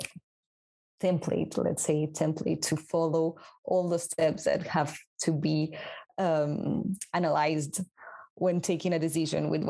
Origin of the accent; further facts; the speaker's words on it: Peru; now in France; I'm from Peru